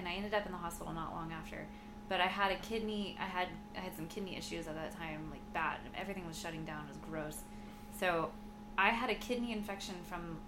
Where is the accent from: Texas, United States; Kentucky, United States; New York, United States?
Texas, United States; Houston; we grew up together in Houston